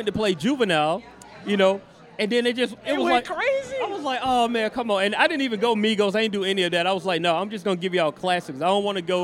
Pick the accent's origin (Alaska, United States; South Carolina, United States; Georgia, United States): Georgia, United States; Macon; moved away as an adult; now in Atlanta, United States; I was born in Grady, but I was raised in Macon. I'm from Macon